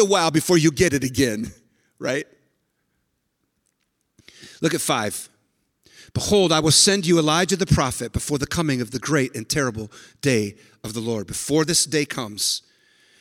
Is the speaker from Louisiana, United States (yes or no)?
no; San Francisco, California, United States; And I was born in San Francisco. I was actually born in the corner of Haight and Ashbury.